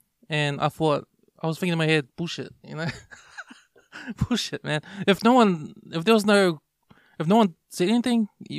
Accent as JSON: {"language": "English", "town": "South Auckland", "region": "Auckland", "country": "New Zealand", "said": "Like, we're from South Auckland, we're from West."}